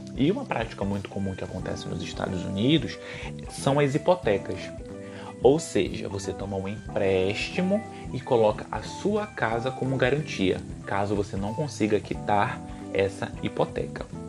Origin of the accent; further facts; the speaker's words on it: Belém, Pará, Brazil; eu sou de Belém